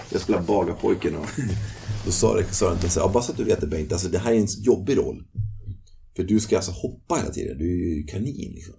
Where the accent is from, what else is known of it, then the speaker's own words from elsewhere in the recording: Nykvarn, Stockholm County, Sweden; moved away as an adult; also born or lived in London, United Kingdom; i byn där jag växte upp, som heter Nykvarn